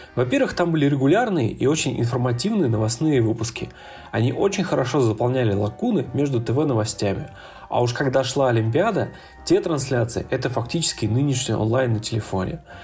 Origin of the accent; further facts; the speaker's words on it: Ulan-Ude, Buryatia, Russia; Я вырос в Улан-Удэ